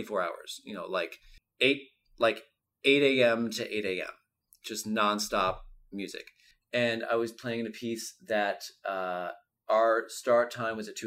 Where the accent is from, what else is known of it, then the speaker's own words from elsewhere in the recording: Wallkill, New York, United States; now in New York City, United States; I grew up in the Hudson Valley, a small town called Walk Hill